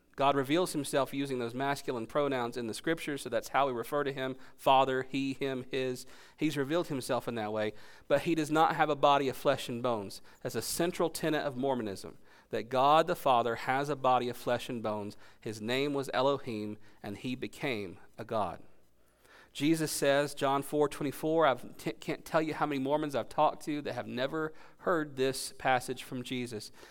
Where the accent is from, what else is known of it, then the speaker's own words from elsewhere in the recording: Gastonia, North Carolina, United States; my hometown of Gastonia